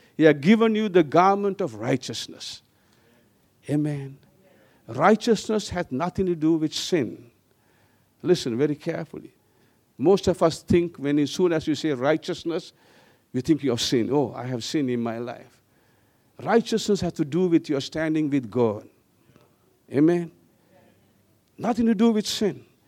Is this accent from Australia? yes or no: no; Sri Lanka; also born or lived in Wellington, New Zealand; I, I left back to Sri Lanka